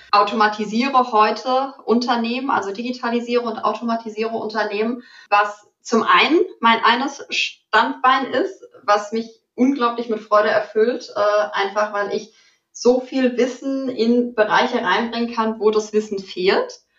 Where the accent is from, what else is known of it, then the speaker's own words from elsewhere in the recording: Frankfurt, Hesse, Germany; Ich komme ursprünglich aus Frankfurt und da gibt's ja auch sehr stark den Börsenbezug.